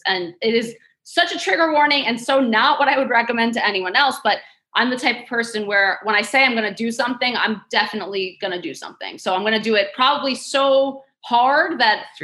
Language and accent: English; New York City, New York, United States; So I grew up in Queens, New York. I'm a native New Yorker, still here, gonna die here.